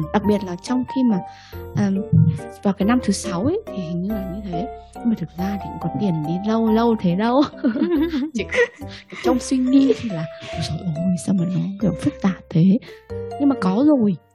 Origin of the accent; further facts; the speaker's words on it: Vietnam; moved away as an adult; now in United Kingdom; mình sinh ở ra ở Việt Nam mình là người Việt Nam 25 năm rồi ờ, thế rồi là mình sang Anh